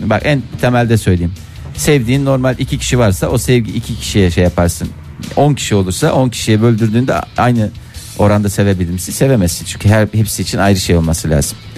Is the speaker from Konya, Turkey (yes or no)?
yes; Seydişehir, Konya, Turkey; born there; Konya'da. Seydişehir'de. Evet.